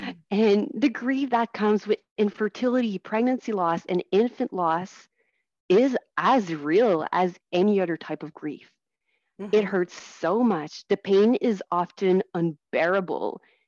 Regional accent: Ontario, Canada; first language French; English is a second language; And I never was able to get any support services in French. So my first language is French.

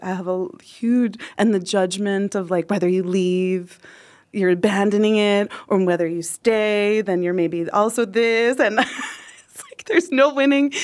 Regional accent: United States; moved away as an adult; now in Nepal; I'm American

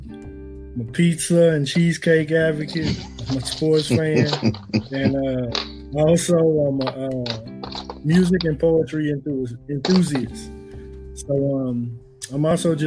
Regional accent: Beaumont, Texas, United States; moved away as an adult; now in Austin, United States; I'm originally from Beaumont, Texas. Been in the Austin area for about

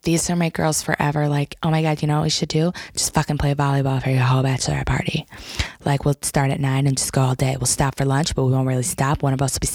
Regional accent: Lake Odessa, Michigan, United States; we grew up here in Lake Odessa

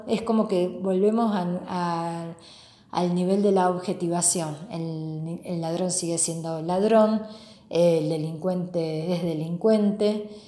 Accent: Argentina; nosotros los argentinos

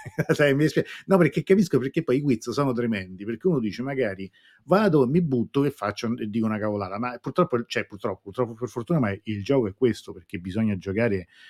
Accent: Rome, Lazio, Italy; da romano

